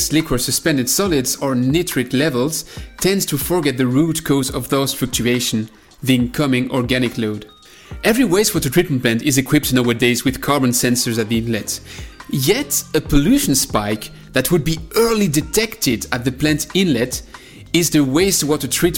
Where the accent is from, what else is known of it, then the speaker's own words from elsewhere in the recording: France; accent: French; English is a second language; me and my French accent